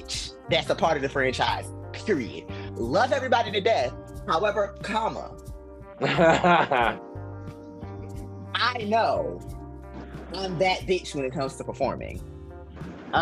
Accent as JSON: {"language": "English", "region": "New Jersey", "country": "United States", "moved": "yes", "lives_now": "Atlanta, United States", "said": "I'm from Jersey, so I go back home to Jersey and New York a lot"}